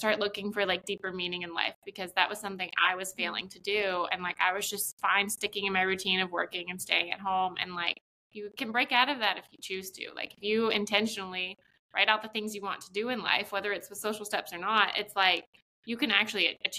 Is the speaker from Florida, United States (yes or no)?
yes; Florida, United States; also born or lived in Charlotte; now in Atlanta, United States; I'm from Florida